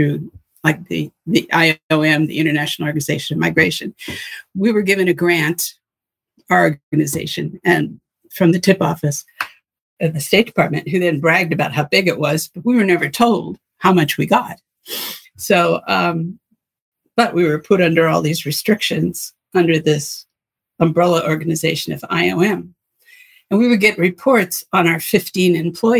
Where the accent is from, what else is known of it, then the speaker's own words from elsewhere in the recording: United States; I'm an American